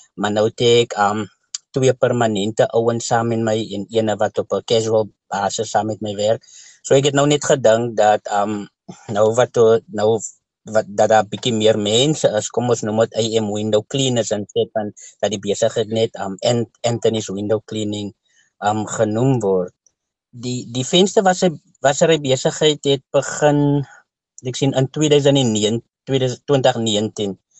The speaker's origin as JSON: {"language": "Afrikaans", "town": "Kraaifontein", "region": "Western Cape", "country": "South Africa", "said": "ek is van Kraaifontein, Scottsville"}